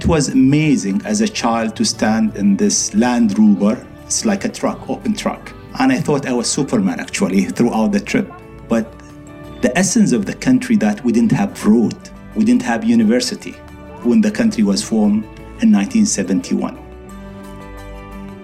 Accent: Dubai, United Arab Emirates; I was born in the souk of Dubai, which is the market of Dubai

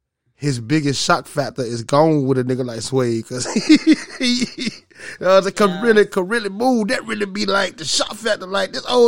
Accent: the South, United States; I'm from the South.

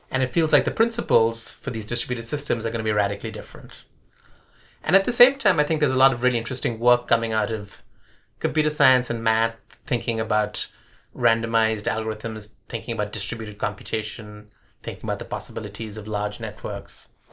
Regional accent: Bangalore, Karnataka, India; also born or lived in Colombo, Sri Lanka / Bombay, India; now in Davis, United States; we moved to Bombay for a few years and then to Bangalore. And Bangalore at the time was this relatively small, sleepy town, which is part of the reason my parents moved there

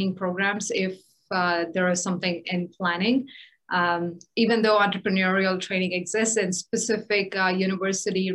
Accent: India; moved away; my experience growing up in India

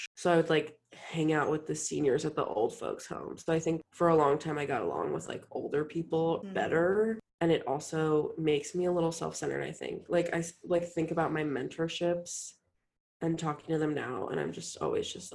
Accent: Montgomery County, Maryland, United States; also born or lived in Washington, D.C.; I really went to school in Montgomery County, Maryland

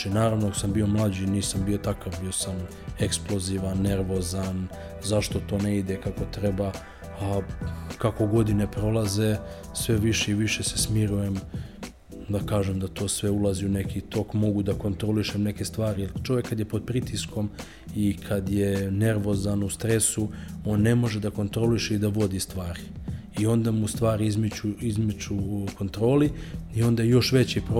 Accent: Serbia; ja sam Srbin

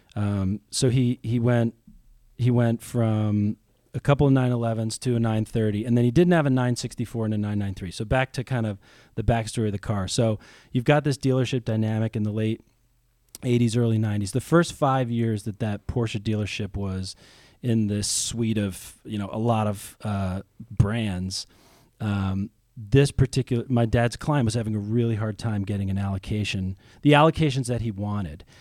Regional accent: outside of New York City, United States; moved away as an adult; also born or lived in California; now in Ohio, United States; I grew up outside of New York City

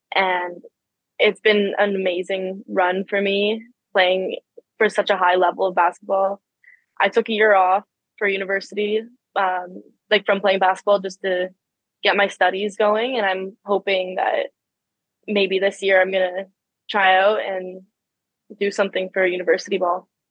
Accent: Ottawa, Ontario, Canada; I grew up in Ottawa. I've always lived in Ottawa.

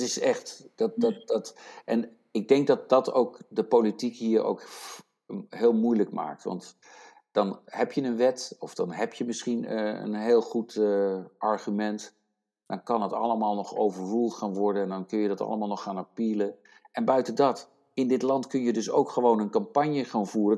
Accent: Netherlands; now in United States; ik ben een Nederlander en ik ben ook Amerikaan

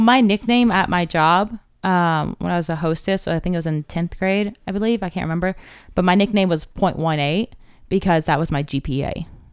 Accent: Cave Creek, Arizona, United States; I grew up in Cave Creek

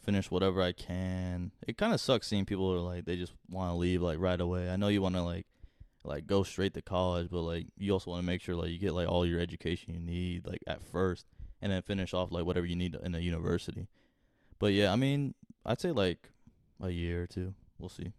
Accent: Wake Forest, North Carolina, United States; I was coming from Wakefield Middle. and going into Wakefield Hi-, or Wake For-, Wake Forest High

